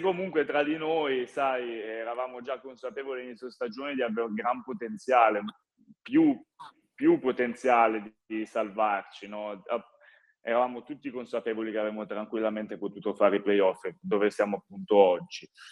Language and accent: Italian; Varese, Lombardy, Italy; moved away; un ragazzo nato e cresciuto a Varese, giocare a Varese penso sia incredibile